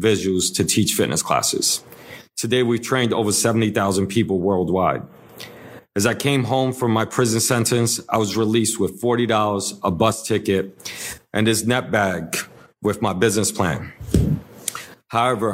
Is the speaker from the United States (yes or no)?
yes; New York City, New York, United States; I'm born and raised in the Lower East Side of New York City